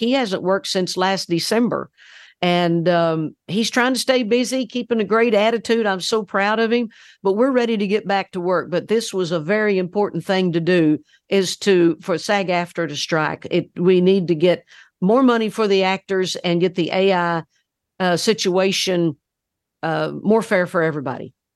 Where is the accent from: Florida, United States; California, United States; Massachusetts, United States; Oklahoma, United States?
Oklahoma, United States; We grew up in Oklahoma.